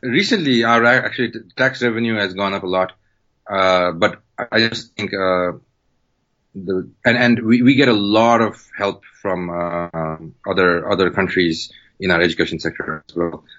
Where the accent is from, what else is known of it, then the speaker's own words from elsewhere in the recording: Kathmandu, Bagmati, Nepal; I was born in Kathmandu, born and raised in Kathmandu